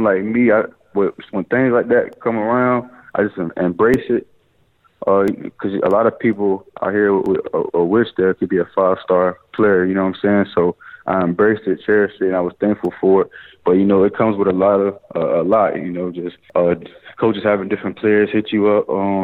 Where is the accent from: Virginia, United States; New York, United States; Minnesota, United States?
Virginia, United States; Chesapeake; I grew up in South North of Chesapeake, Virginia